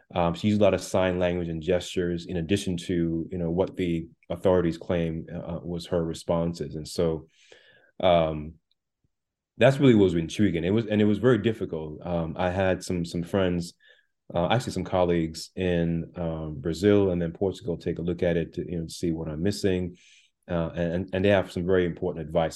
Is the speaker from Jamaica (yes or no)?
yes; Jamaica; also born or lived in Brooklyn, New York, United States; now in United States; I was born on the island of Jamaica, and I came with my mother and brother to Brooklyn, New York, in the late part of the 1980s